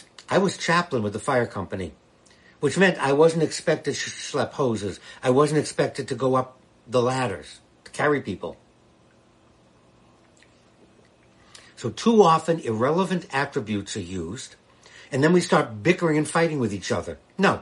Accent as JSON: {"language": "English", "town": "Boston", "region": "Massachusetts", "country": "United States", "tie": "born or raised there", "moved": "yes", "lives_now": "Washington, D.C., United States", "said": "I'm a Bostonian, born and brought up in Massachusetts, but now I live here in the nation's capital."}